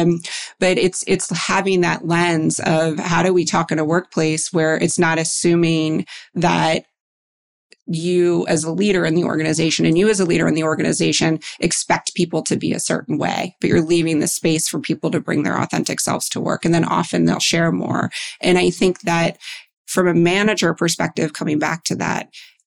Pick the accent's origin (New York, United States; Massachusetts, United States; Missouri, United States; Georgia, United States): New York, United States; I grew up in New York and I work in finance